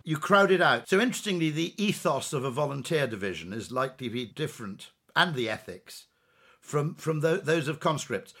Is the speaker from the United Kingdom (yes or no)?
yes; United Kingdom; as a Brit